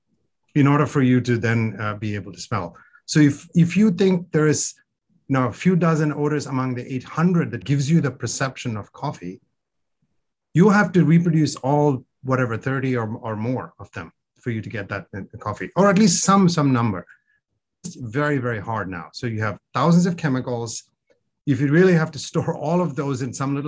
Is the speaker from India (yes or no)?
yes; India; moved away; I grew up in India